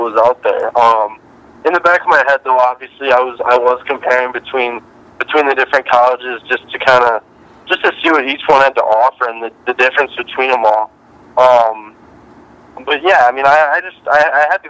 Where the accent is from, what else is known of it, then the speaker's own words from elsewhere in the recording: Wisconsin, United States; growing up in Wisconsin